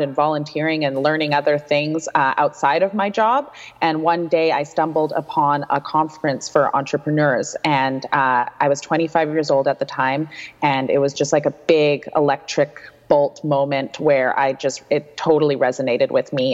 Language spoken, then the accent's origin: English; Vancouver, British Columbia, Canada; moved away as an adult; also born or lived in Victoria / Ottawa; I'm born and raised in Vancouver. I went to Kitsilano High School